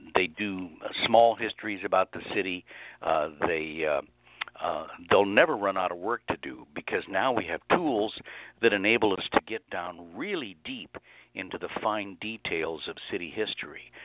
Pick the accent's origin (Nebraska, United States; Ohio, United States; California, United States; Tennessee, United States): Nebraska, United States; Lincoln; now in Harrisburg, United States; I grew up in Lincoln, Nebraska, which was not a small town